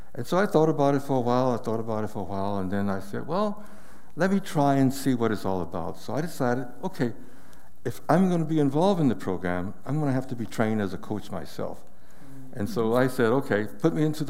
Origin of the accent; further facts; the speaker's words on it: Atlanta, Georgia, United States; moved away as an adult; also born or lived in Asia / Africa; I'm a native Atlantan myself. I was born and raised in Atlanta.